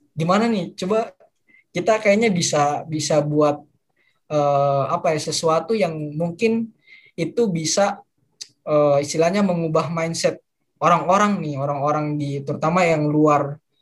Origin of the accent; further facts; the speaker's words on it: Manokwari, West Papua, Indonesia; moved away as an adult; now in Yogyakarta, Indonesia; Dulu aku dari kecil dari lahir di Manokwari, Papua Barat